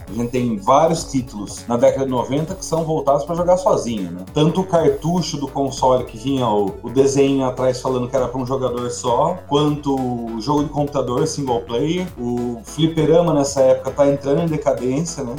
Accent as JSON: {"language": "Portuguese", "town": "Sorocaba", "region": "São Paulo", "country": "Brazil", "said": "Eu sou de Sorocaba"}